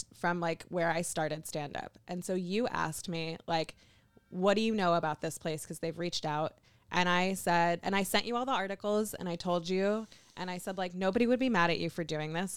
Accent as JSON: {"language": "English", "region": "Kentucky", "country": "United States", "said": "I'm from Kentucky. I'm very used to being the only Jew in a room"}